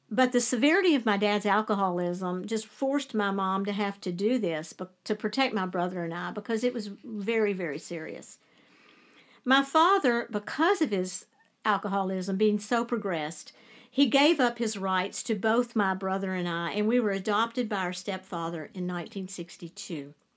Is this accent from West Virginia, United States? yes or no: yes; Lewisburg, West Virginia, United States; moved away; also born or lived in Charleston; I was born in Charleston, but my mom and dad and I, my little brother, lived in Lewisburg.